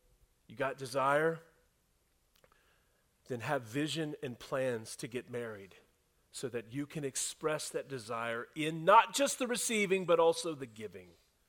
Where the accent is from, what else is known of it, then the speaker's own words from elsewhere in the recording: the South, United States; I was raised in the South, and I was raised by a thoughtful and intentional mom and dad and grandparents